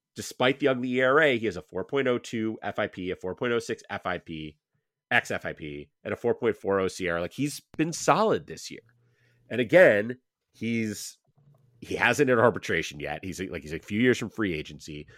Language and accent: English; Cleveland, Ohio, United States; my hometown with my beloved Guardians